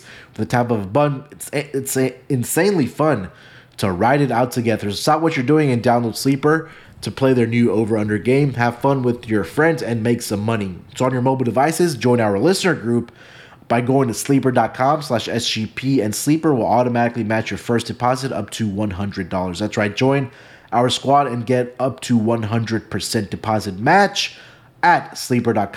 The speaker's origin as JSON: {"language": "English", "town": "Houston", "region": "Texas", "country": "United States", "tie": "born or raised there", "said": "I'm going to take my hometown team. I'm going to take the Houston Astros"}